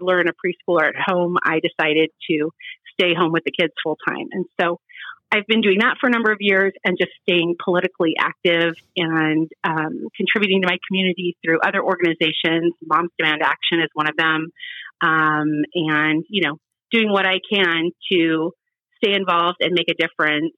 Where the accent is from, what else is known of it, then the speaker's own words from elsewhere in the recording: Cincinnati, Ohio, United States; moved away as an adult; also born or lived in West Side (Cleveland area), Ohio; I was born in Cincinnati, but I've lived on the West Side for, it'll be 18 years